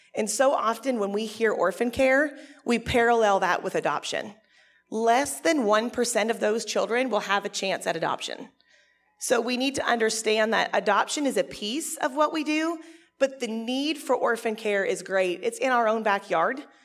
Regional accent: Canada; I'm actually Canadian

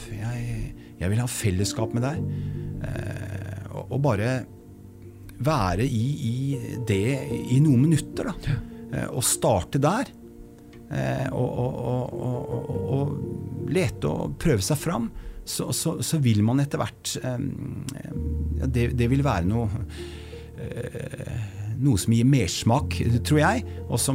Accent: Oslo, Norway; also born or lived in Fredrikstad; jeg vokste opp på østkanten i Oslo. Riktig. Drabantby.

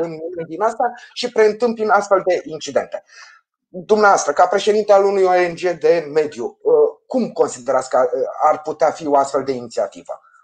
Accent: Ploiești, Prahova, Romania; ca ploieștean să plătesc impozite la primărie

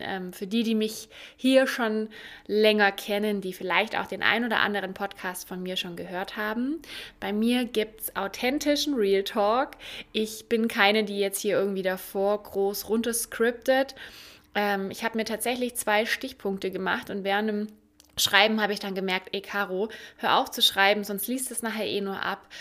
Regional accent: Ulm, Baden-Württemberg, Germany; Und ich komme aus Ulm, aus dem Süden

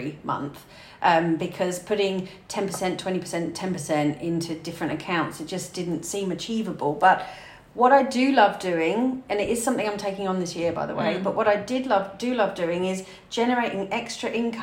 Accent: United Kingdom; I'm British

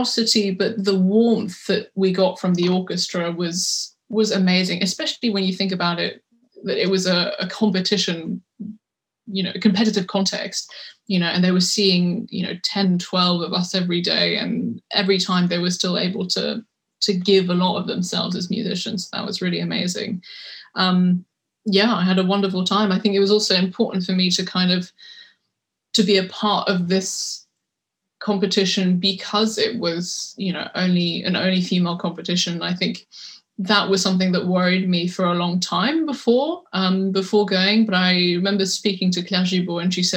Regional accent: London, United Kingdom; I was born in London, I went to a French school, and I think culturally, you know, I grew up in a very French environment.

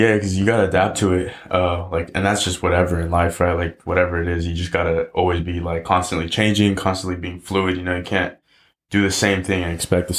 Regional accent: Marin, California, United States; also born or lived in Canal / Richmond; growing up in Marin, bro, like I feel like I was just growing up in a bubble. You know, especially being a person of color.

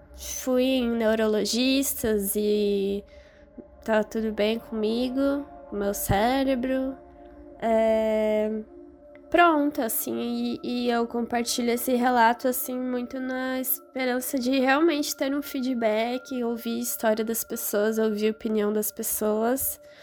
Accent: Curitiba, Paraná, Brazil; eu sou natural de Curitiba

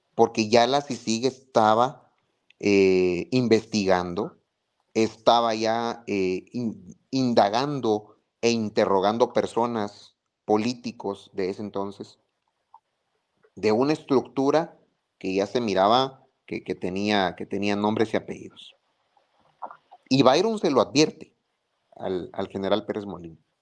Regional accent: Guatemala; de lo que hemos vivido como guatemaltecos

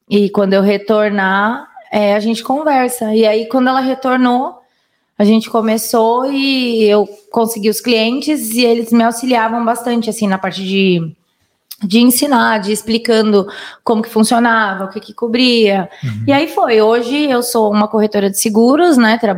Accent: Minas Gerais, Brazil; also born or lived in Manaus / Vargem Grande; now in São Roque, Brazil; eu nasci em Manaus, né? Vivi em Minas, né? Durante a infância e vim para São Paulo, né? Para Vargem Grande.

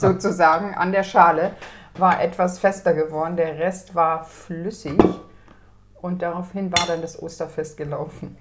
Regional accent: Lower Saxony, Germany; meine Heimat ist nicht Sachsen, sondern Niedersachsen.

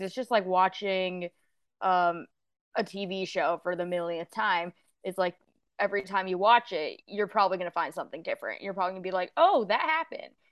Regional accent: Houston, Texas, United States; it's also my hometown. It's where I was born, where I was raised, uh, where I lived until I went off to college, where I live now

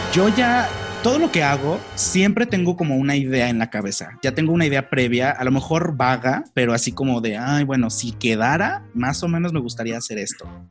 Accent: León, Guanajuato, Mexico; moved away as an adult; also born or lived in Mexico City; la primera vez que me fui de aquí de León a vivir a Ciudad de México

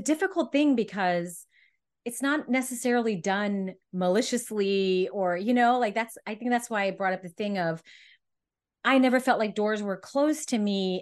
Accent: California, United States; I was always growing up in California

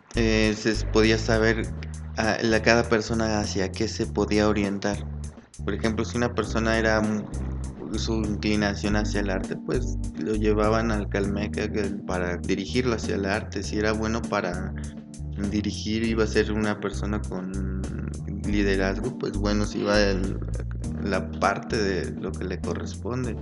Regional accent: Toluca, State of Mexico, Mexico; soy de Toluca, Estado de México

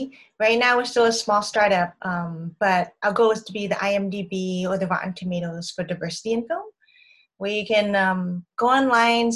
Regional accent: Boston, Massachusetts, United States; moved away as an adult; also born or lived in Connecticut / Southern California; I'm originally from Boston, Massachusetts, in the United States

